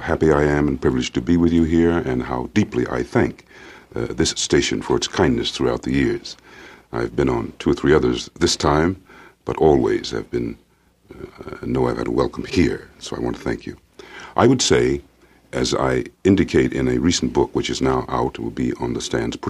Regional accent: Princeton, New Jersey, United States; a Negro boy born in Princeton, New Jersey, in a college town where the students mainly came from the Deep South.

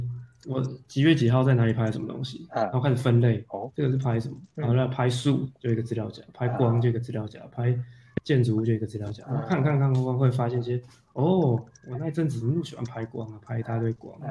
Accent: Kaohsiung, Taiwan; now in Taipei, Taiwan; 就有一种你在台北，我我我高雄人，但是我在台北工作，不会看到这样的景观

